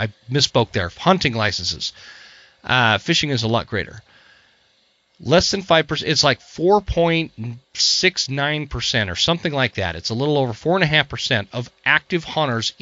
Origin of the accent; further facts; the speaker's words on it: Utah, United States; now in Idaho, United States; I'm not a native Idahoan. I was raised in Utah